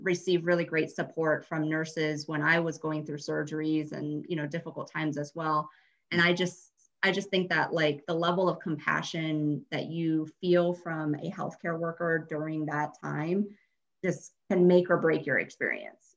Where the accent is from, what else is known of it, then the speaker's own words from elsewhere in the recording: Colorado, United States; I am actually a Colorado native, um, born and raised in Colorado.